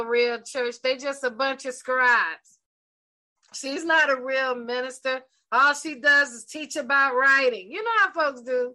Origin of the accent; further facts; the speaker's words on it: the South, Georgia, United States; I'm from the South. I'm from the country here in Georgia in the U.S. So we say stuff like that.